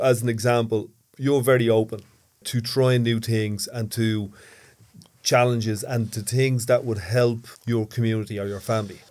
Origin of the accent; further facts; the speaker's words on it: Dublin, Leinster, Ireland; when I was a kid, uh, where I grew up in Ballymun